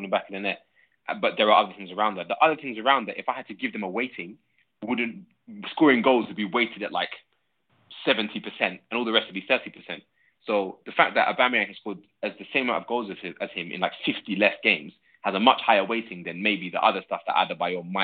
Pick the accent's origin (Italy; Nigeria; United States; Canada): Nigeria; I'm Nigerian